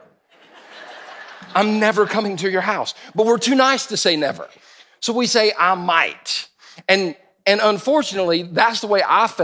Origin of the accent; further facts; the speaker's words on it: United States; I'm stupid American